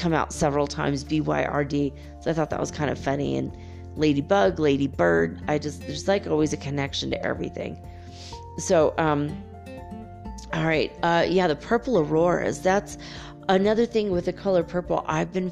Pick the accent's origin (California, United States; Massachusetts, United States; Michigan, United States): California, United States; Los Angeles; moved away; also born or lived in San Francisco / Detroit; Los Angeles, which I will look forward to because that's my hometown, baby, and I miss